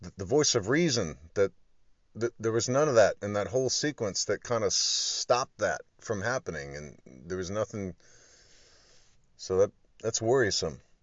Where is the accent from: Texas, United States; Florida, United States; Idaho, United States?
Florida, United States; Jacksonville; I was born in Jacksonville, Florida